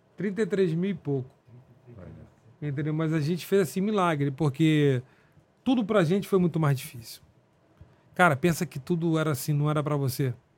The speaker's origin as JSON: {"language": "Portuguese", "region": "interior of Rio de Janeiro state", "country": "Brazil", "said": "eu sou do interior do Rio também"}